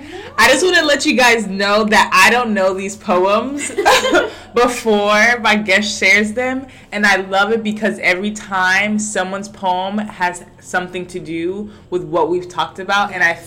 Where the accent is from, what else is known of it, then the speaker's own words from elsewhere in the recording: United States; now in Puerto Rico; I come from the States.